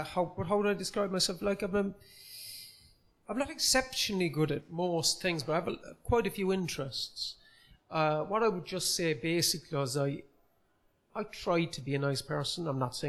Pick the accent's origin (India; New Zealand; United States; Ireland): Ireland; Cork, Munster; accent: Cork; I am from Cork City. I grew up in Gronabrohr in the city